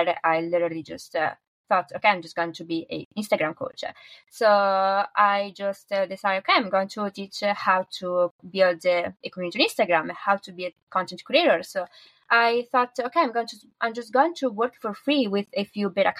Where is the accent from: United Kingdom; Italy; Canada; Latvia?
Italy; northern Italy; So I'm from Italy and I'm from the north of Italy